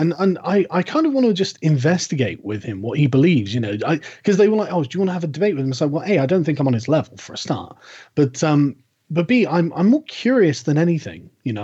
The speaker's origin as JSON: {"language": "English", "country": "United Kingdom", "said": "I'm British"}